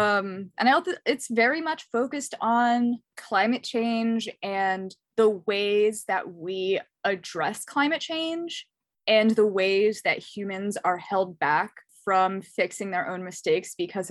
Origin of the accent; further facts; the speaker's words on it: Northeast, United States; obviously I'm from the Northeast, but then I choose to live in big cities here so that I don't have to own a car.